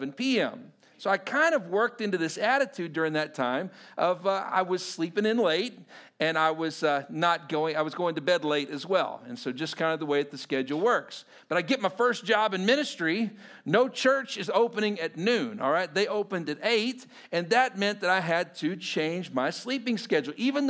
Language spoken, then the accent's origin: English; Texas, United States; as a Texan, you know, living in suburban Texas